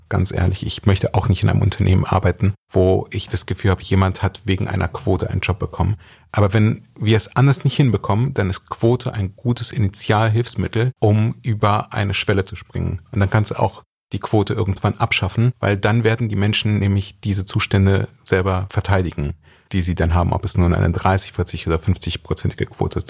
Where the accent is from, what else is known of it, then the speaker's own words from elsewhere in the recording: Germany; ich bin als Jude in Deutschland groß geworden